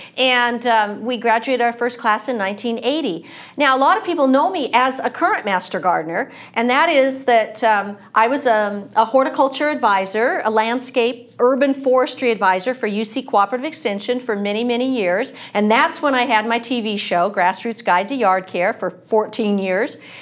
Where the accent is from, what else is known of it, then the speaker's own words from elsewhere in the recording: Washington, United States; moved away as an adult; now in California, United States; I'm not from California. I'm from Washington State